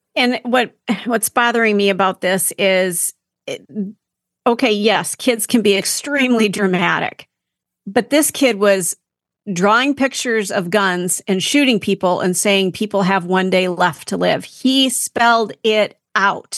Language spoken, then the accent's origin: English; Minnesota, United States; now in Wisconsin, United States; I am from Minnesota